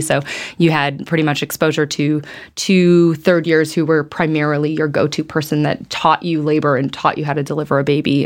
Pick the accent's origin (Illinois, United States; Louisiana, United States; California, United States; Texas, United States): Illinois, United States; Chicago; moved away as an adult; now in Atlanta, United States; I'm originally from Chicago. My whole family is there